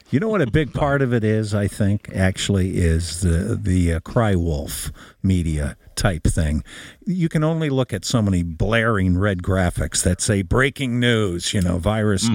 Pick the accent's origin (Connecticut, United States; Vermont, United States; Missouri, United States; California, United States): Connecticut, United States; Bloomfield; I'm from Bloomfield